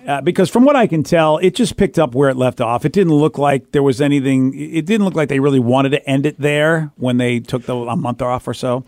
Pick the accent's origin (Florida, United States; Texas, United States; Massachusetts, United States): Massachusetts, United States; Boston; moved away; my old days growing up in Boston